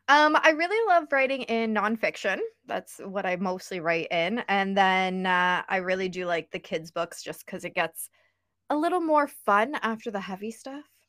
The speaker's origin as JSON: {"language": "English", "region": "Ontario", "country": "Canada", "said": "I'm from Ontario, Canada, pretty close to the border of the States"}